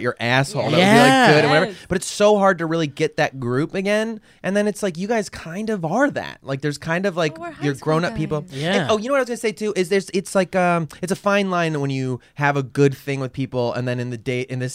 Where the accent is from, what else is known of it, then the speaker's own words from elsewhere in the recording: Chicago, Illinois, United States; accent: Chicagoan; I'm just from Chicago